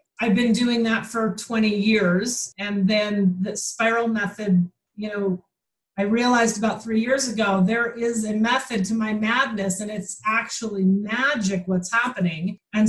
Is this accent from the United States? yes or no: yes; Michigan, United States; I'm from Michigan.